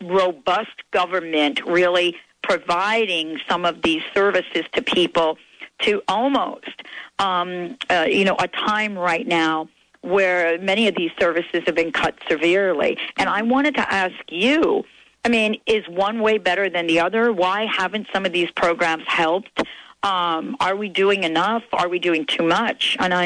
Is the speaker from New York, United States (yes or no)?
yes; New York, United States; I grew up in New York as well.